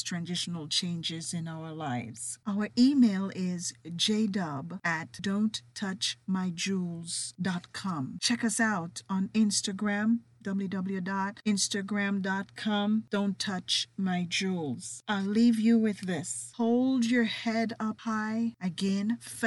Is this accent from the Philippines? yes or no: no; Jamaica; accent: Jamaican with a little bit of British; certainly my distinct accent. You see, I am Jamaican with a little bit of British running through me.